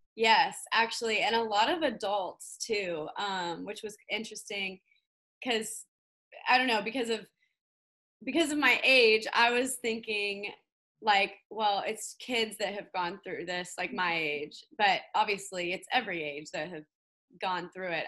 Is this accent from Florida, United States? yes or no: yes; Orlando, Florida, United States; moved away as an adult; now in Nashville, United States; I grew up in Orlando, Florida, which is where I am right now. Um, I lived here till I was 18. Um, right after high school, I moved to Nashville